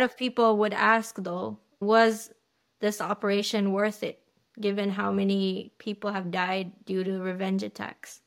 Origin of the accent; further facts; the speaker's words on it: United States; as an American